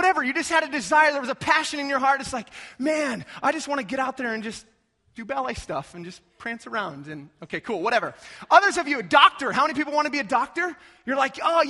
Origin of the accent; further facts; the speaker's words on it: North Platte, Nebraska, United States; moved away; I'm originally from North Platte